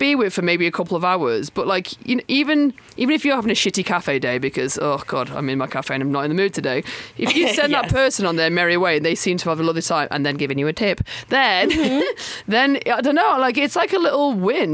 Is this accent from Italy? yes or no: no; the north of England, United Kingdom; accent: northern; I'm from the north, but when I'm in London, my northern accent becomes like a weirdly London north